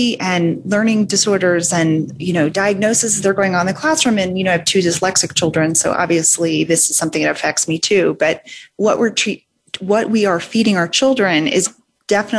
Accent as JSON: {"language": "English", "town": "New Orleans", "region": "Louisiana", "country": "United States", "tie": "born or raised there", "said": "I grew up in Louisiana and New Orleans"}